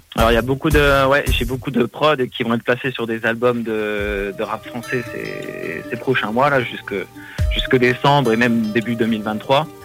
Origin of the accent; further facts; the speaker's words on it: Metz, Grand Est, France; je viens donc de France, dans le nord-est, c'est une ville qui s'appelle Metz.